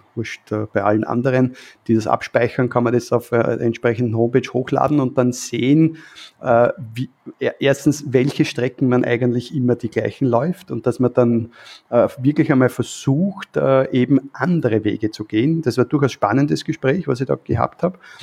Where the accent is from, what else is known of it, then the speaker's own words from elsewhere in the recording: Vienna, Austria; als Wiener